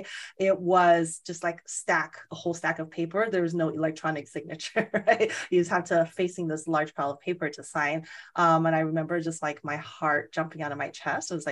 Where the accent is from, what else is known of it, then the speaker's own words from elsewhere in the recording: Las Vegas, Nevada, United States; moved away; I'm from Las Vegas originally. And so I know the market, you know, fairly well, because I grew up there, went to college there